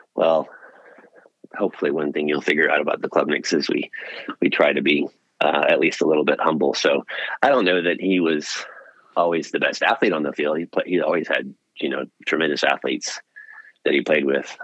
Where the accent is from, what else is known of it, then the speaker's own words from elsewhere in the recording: Pearland, Texas, United States; also born or lived in Austin, Texas; I grew up in Houston, outside Houston in Pearland